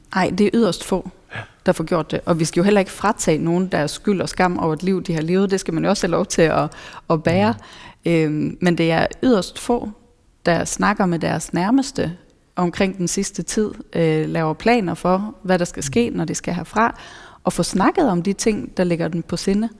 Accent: Norway; now in Denmark; jeg er nordmand

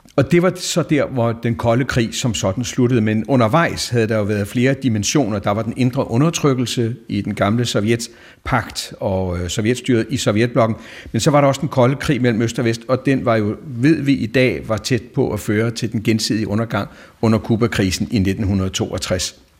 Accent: Denmark

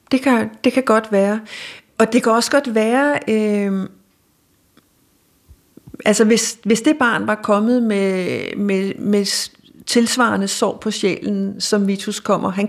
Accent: Denmark; hvordan vi som danskere kommer og i talsætter os selv som forældre over grønlænderne

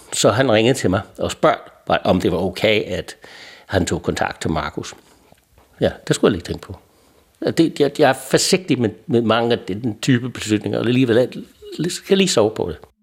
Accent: United States; Danish is a second language; moved away as an adult; now in Denmark; jeg er amerikaner, kom til Danmark i halvfems og har været her mere eller mindre siden

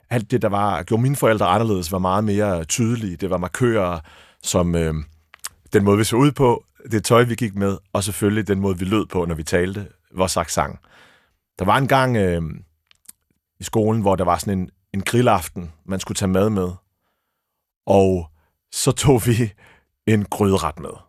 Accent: Abu Dhabi, United Arab Emirates; born there; Jeg er født i Abu Dhabi.

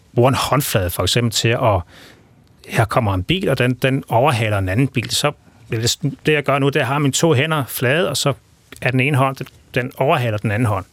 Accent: Denmark; accent: Jutlandic; first language Danish; moved away; måske man stadigvæk kan, kan se og høre på tegnsprog også, at jeg er på, fra Jylland

